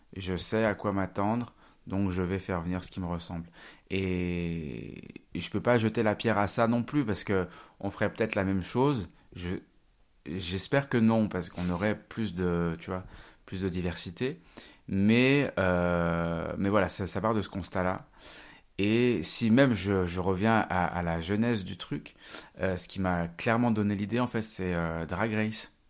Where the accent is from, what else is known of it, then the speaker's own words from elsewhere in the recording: Rive-de-Gier, Auvergne-Rhône-Alpes, France; now in Lyon, France; Je viens d'une petite ville de la Loire qui s'appelle, euh, Rive de Gier